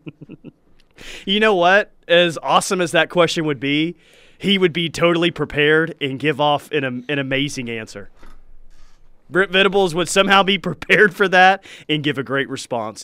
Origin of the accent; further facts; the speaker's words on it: Duncan, Oklahoma, United States; I'm from Duncan